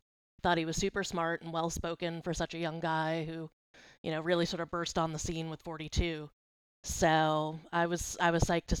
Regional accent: Boston, Massachusetts, United States; I'm from Boston.

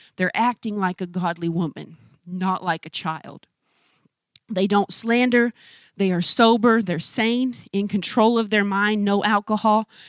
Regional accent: United States; as American women

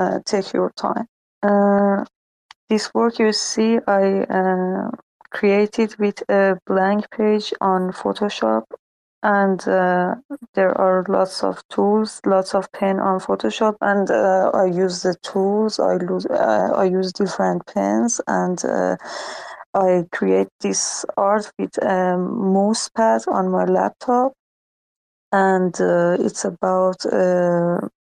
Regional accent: Iran; English is a second language; I'm from Iran

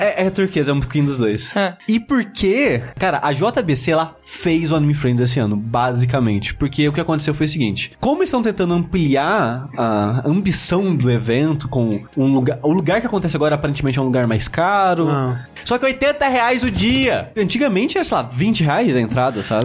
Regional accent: Queluz, São Paulo, Brazil; now in São Paulo, Brazil; minha cidade natal, que chama aqui Luz

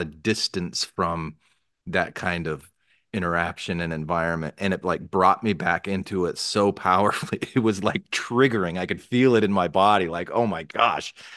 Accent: Arizona, United States; I didn't grow up in Utah, I grew up in Arizona

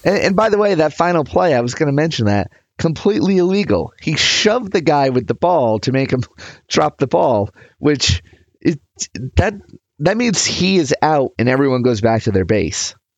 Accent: United States

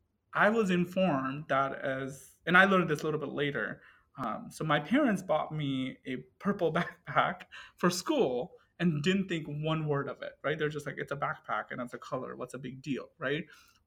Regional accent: Cleveland, Ohio, United States; English is a second language; and so I'm originally from Cleveland, Ohio, and, you know, suburbia of Cleveland.

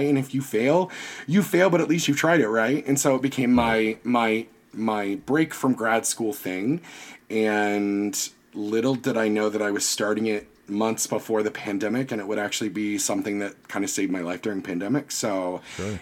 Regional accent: Virginia, United States; I'm from Virginia. We went to Jamestown every year.

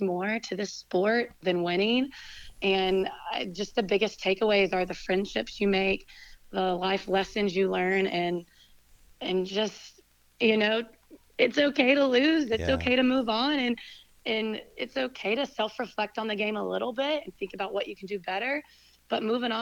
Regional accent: Winston-Salem, North Carolina, United States; we're both from Winston, and we both came back to Winston after college

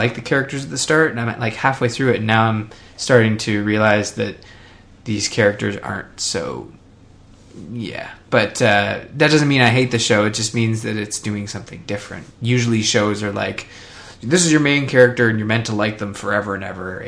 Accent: Canada; I'm Canadian

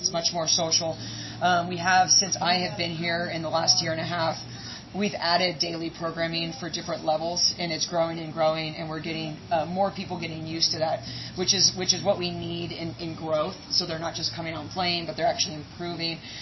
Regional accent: Oregon, United States; now in East Coast, United States; I'm from Oregon.

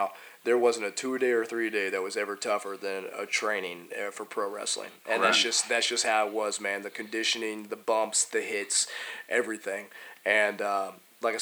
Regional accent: Houston, Texas, United States; also born or lived in Oklahoma; very proud Texas boy, born and raised in Houston.

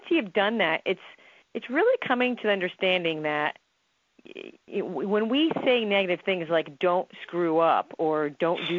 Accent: New Jersey, United States; I'm from New Jersey. I'm Italian

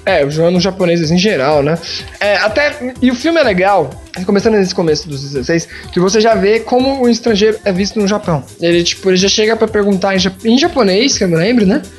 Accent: Brazil; se você gostar do meu país

